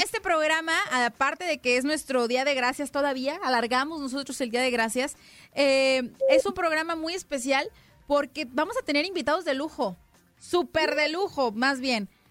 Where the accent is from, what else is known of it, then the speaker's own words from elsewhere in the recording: Mexico; Yo como mexicana